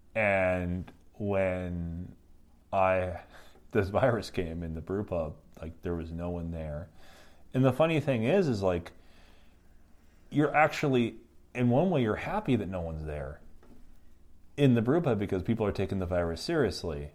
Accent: Upper Peninsula, Michigan, United States; moved away as an adult; also born or lived in Mexico / Korea; now in South Korea; I'm from Michigan

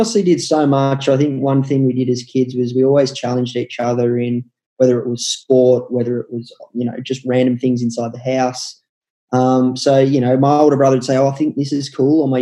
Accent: Melbourne, Victoria, Australia; grew up in Lilydale, which is in the eastern suburbs of Melbourne, just the start of the Yarra Valley

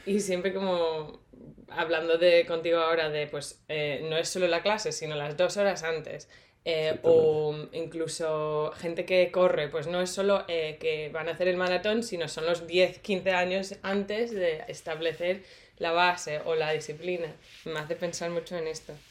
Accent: England, United Kingdom; now in Madrid, Spain; yo soy de Inglaterra y vivo en Madrid

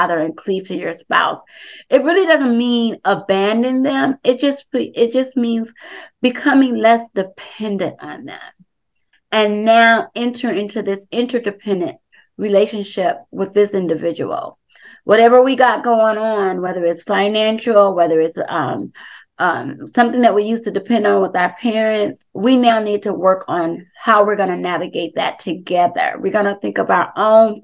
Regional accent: Compton, California, United States; Darrell and I, we grew up together in Compton

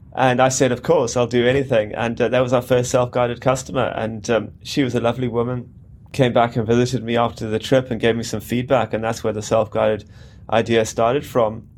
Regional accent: South Africa; moved away as an adult; also born or lived in Cape Town / London / Ullapool; I grew up in South Africa and pretty much in the outdoors on a farm for much of my teenage years.

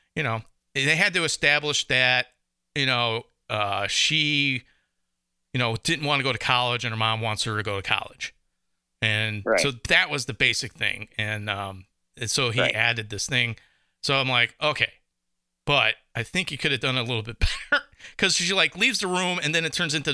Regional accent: Chicago, Illinois, United States; I'm from Chicago

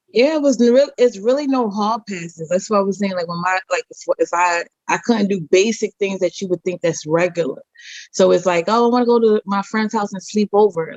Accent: United States; growing up in America, I didn't fit in either

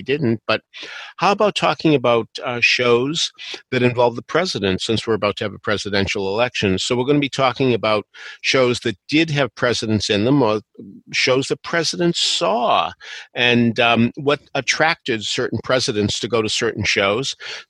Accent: Boston, Massachusetts, United States; I grew up in Boston

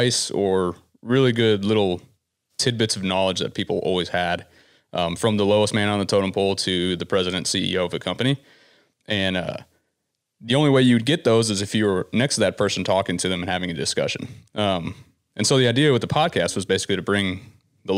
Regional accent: Citrus County, Florida, United States; I'm from Florida originally.

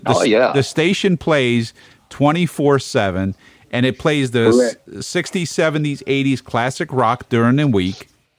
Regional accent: New York City, New York, United States; I am from Brooklyn

